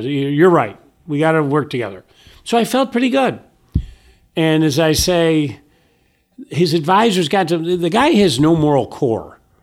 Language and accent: English; Syracuse, New York, United States; moved away as an adult; now in Virginia, United States; I'm a kid from Syracuse